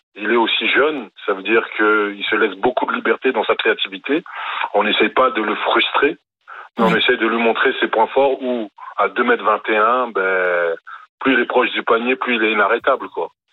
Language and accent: French; France; je suis français